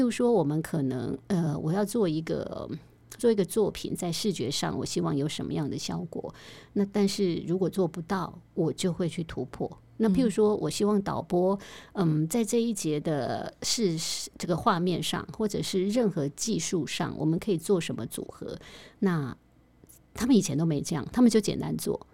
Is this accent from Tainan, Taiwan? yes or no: yes; Tainan, Taiwan; 我是台南人